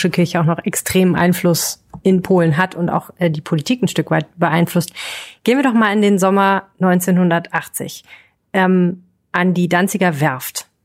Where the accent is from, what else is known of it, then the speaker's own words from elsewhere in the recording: Rhineland, Germany; Wir sind Journalistinnen bei der Rheinischen Post und wir kommen beide aus dem Rheinland.